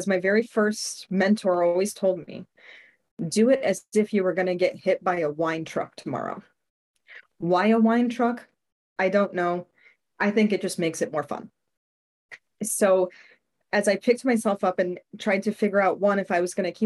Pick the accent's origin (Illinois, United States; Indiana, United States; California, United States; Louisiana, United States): Illinois, United States; Chicago; also born or lived in Austin; we moved from Austin back to Chicago